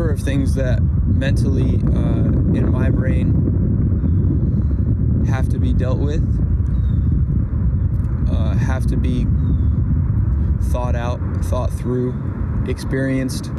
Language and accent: English; United States; I was born in the United States of America